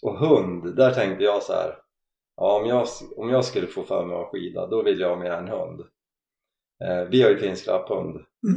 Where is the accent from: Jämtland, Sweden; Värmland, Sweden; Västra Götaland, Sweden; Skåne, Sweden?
Jämtland, Sweden; Offerdal; Jag härstammar från Orda uppe i Offerdal.